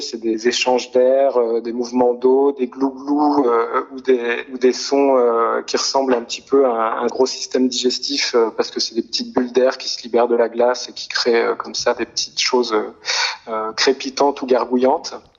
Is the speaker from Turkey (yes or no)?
no; near Grenoble, Auvergne-Rhône-Alpes, France; moved away; j'ai grandi euh, près de Grenoble